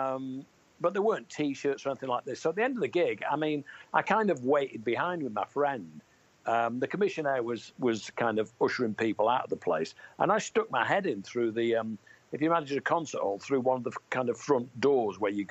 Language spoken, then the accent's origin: English; Manchester, North West England, United Kingdom; born or raised there